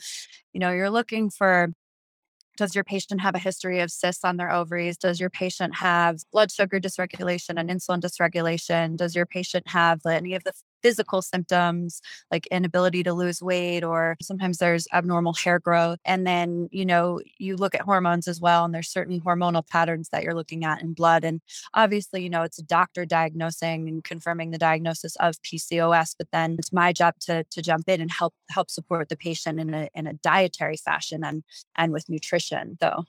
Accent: East Coast, United States; because I'm from the East Coast and we do a lot of that out there.

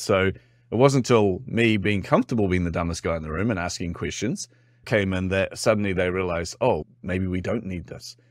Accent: New Zealand; accent: Kiwi; particularly being a Kiwi, by the way, I'm from New Zealand.

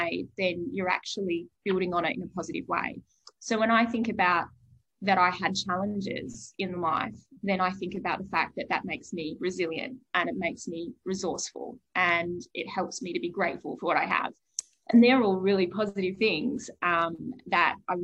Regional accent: Bunbury, Western Australia, Australia; I was raised in Bunbury in Western Australia

